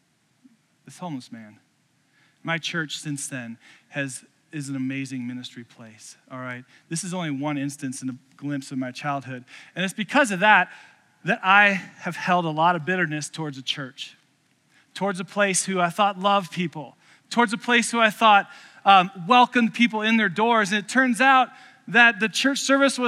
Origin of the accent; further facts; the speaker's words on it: Columbus, Indiana, United States; moved away; I grew up in a home church, St. Peter's Lutheran in Columbus, Indiana